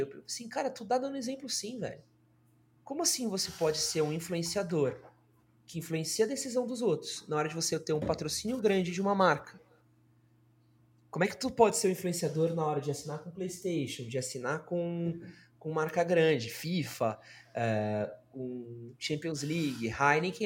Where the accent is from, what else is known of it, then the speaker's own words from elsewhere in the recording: São Paulo, Brazil; sou, mano, nascido e criado em São Paulo